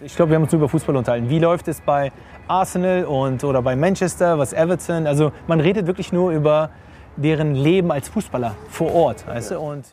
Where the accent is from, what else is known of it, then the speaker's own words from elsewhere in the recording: Hanover, Lower Saxony, Germany; moved away as an adult; also born or lived in India / Turkey / England; gebürtiger Hannoveraner geboren und aufgewachsen in Hannover